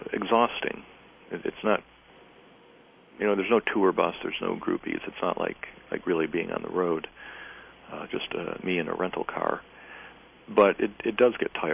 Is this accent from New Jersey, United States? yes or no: no; Greenville, North Carolina, United States; Greenville, North Carolina, my hometown